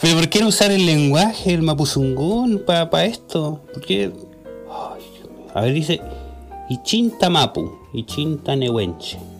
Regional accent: Tomé, Biobío, Chile; En Tomé, mi tierra natal

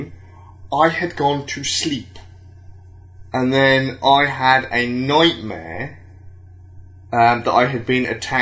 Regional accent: United Kingdom; I'm British

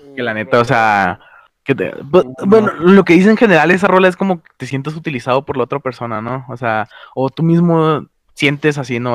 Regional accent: northern Mexico, Mexico; somos norteños

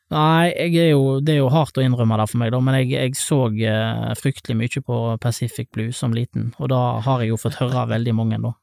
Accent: Leirvik, Vestland, Norway; also born or lived in Latur, India; Jeg vokste opp på, på Ås, eh, rett opp for sentrum, eh, Lærvik sentrum

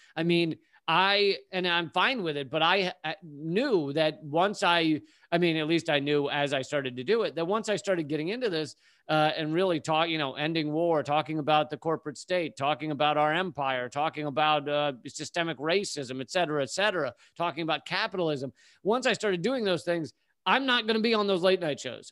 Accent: Richmond, Virginia, United States; moved away as an adult; also born or lived in Washington, D.C. / Charlottesville / New York City; at the age of eight, we moved to Richmond, Virginia

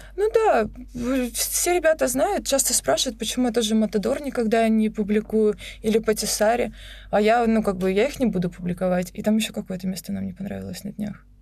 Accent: Rostov-on-Don, Rostov Oblast, Russia; moved away as an adult; also born or lived in Krasnodar / Moscow; now in Sochi, Russia; я же из Ростова, я уже жила в Краснодаре

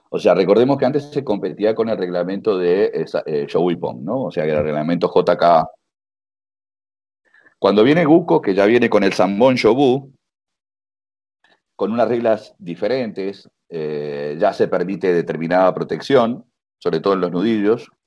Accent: Uruguay; also born or lived in United States / Spain; now in Canada; a ver, yo me fui, eh, me fui em, hace 20 años de Uruguay

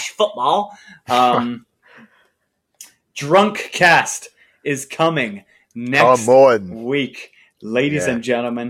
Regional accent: United States; accent: American; I'm American

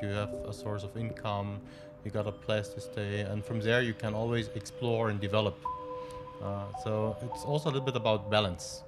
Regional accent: Stuttgart, Baden-Württemberg, Germany; moved away as an adult; also born or lived in Cairo, Egypt; now in Petaling Jaya, Malaysia; I grew up in Stuttgart, okay. a city in the south of uh, Germany

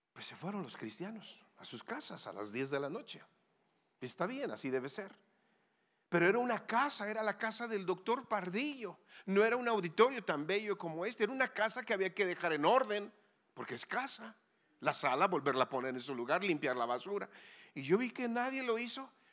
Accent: Sonora, Mexico; also born or lived in Querétaro; yo vengo de Sonora tierra de vaqueros y muy caliente

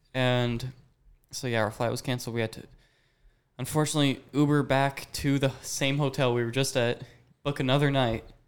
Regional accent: Kansas City, Missouri, United States; I am from Kansas City, Missouri

